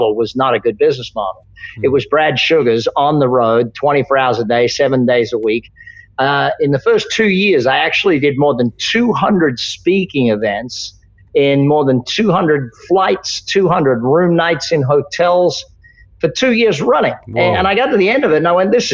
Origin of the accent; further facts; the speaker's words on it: Australia; I grew up in Australia